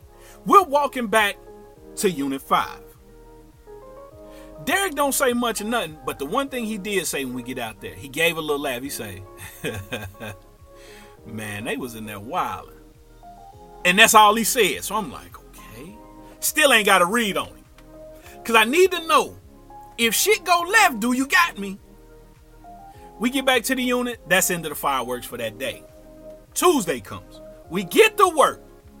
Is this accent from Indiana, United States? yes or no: no; St. Louis, Missouri, United States; … is a cool cat from STL. He's from St. Louis. He'll let you know. I'm from St. Louis.